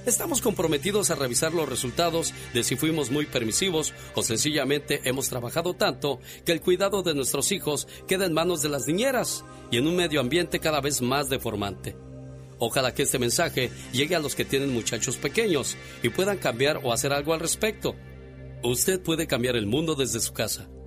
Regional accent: Mexico City, Mexico; soy, soy chilango, niña

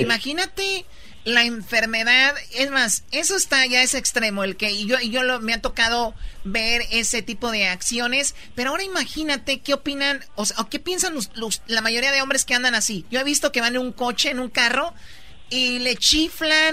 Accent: Jalisco, Mexico; yo soy de Jalisco

